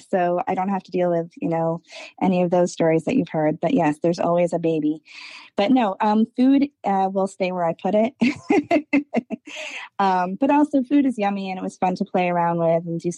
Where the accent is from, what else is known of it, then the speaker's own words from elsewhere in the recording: New York City, New York, United States; now in Annapolis, United States; I'm from New York City, which is a town of a million restaurants